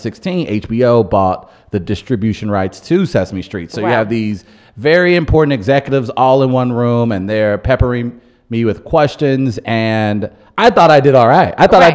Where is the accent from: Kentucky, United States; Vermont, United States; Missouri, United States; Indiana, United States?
Missouri, United States; St. Louis; also born or lived in North County; I am very much from the North Side. Mm-hmm. I my freshman year, I did the DSEG program, so I went out to Parkway Central.